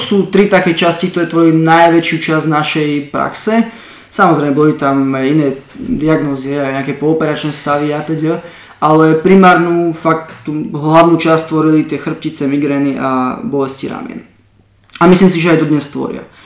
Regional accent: Slovakia; moved away; also born or lived in Ireland

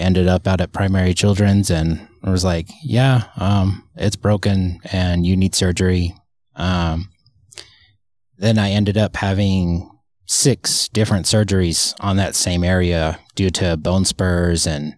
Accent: Kearns, Utah, United States; moved away as an adult; also born or lived in Murray, Utah; now in California, United States; I am originally from Utah. I was born in Murray

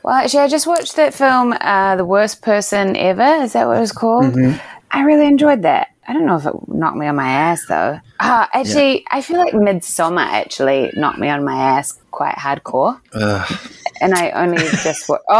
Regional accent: New Zealand; also born or lived in New York; "I'm from New Zealand."

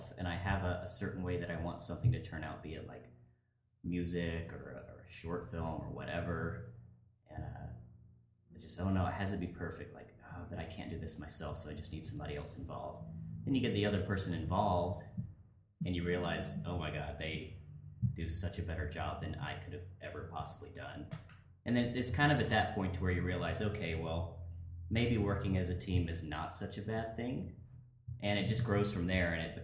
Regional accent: Alabama, United States; moved away as an adult; now in Vancouver, Canada; we're all from Alabama

